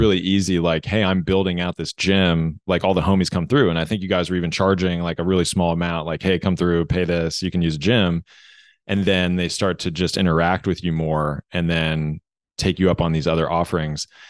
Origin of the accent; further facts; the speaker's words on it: United States; growing up in American school systems